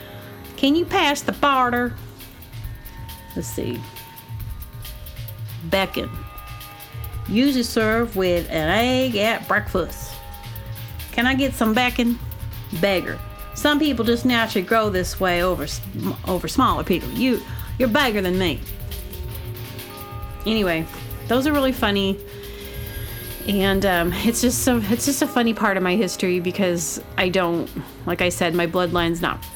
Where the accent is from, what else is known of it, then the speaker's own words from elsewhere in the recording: Booneville, Arkansas, United States; accent: Southern; I was born in Arkansas, a little teeny town called Boonville